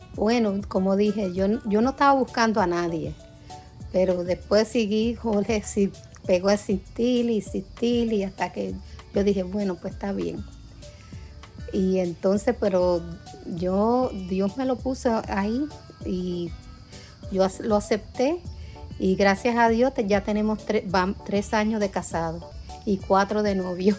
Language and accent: Spanish; New York, United States; yo nací en Nueva York de padres puertorriqueños